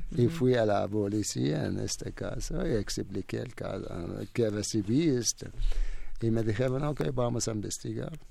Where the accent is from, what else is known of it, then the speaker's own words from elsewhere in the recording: Iraq; first language Arabic; Spanish is a second language; moved away as an adult; now in Mexico; en mi país